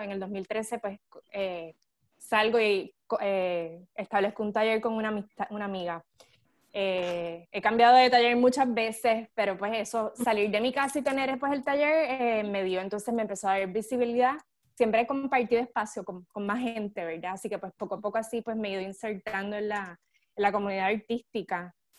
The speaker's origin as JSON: {"language": "Spanish", "country": "Puerto Rico", "also_born_or_lived": "Italy", "moved": "as an adult", "lives_now": "San Diego, United States", "said": "yo me fui de Puerto Rico en el 2007"}